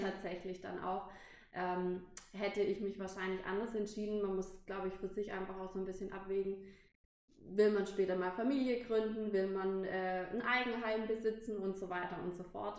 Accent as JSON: {"language": "German", "town": "Pforzheim", "region": "Baden-Württemberg", "country": "Germany", "tie": "born or raised there", "moved": "as an adult", "said": "ich wegziehen musste von, von meiner Heimatstadt, weil ich eben ein Hotel ausgesucht habe, was nicht direkt äh, mhm. bei mir in Pforzheim war"}